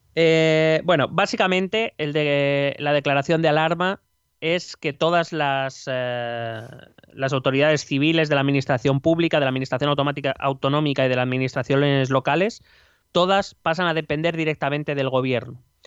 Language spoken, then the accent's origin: Spanish; Spain; cómo somos aquí los españoles